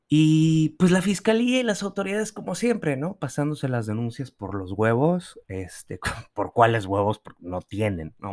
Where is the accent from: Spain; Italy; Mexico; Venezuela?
Mexico; also born or lived in Tulum; como mexicanos, como ciudadanos